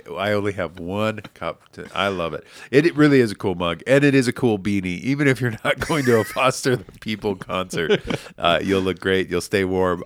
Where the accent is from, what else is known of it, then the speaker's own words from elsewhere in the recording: Billings, Montana, United States; born and raised in Billings